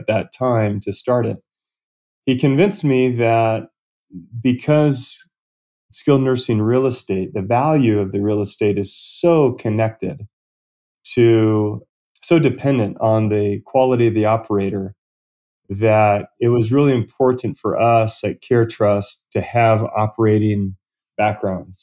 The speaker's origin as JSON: {"language": "English", "region": "Southern California", "country": "United States", "tie": "born or raised there", "said": "Southern California, where I was born and raised"}